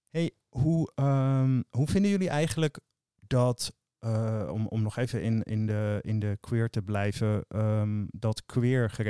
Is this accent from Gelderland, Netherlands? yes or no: yes; Veluwe, Gelderland, Netherlands; in mijn omgeving waar ik vandaan kom, natuurlijk de Veluwe.